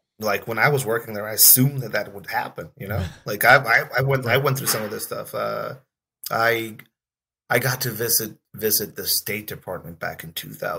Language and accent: English; Tijuana, Baja California, Mexico; moved away as an adult; now in United States; I'm a cop from Mexico.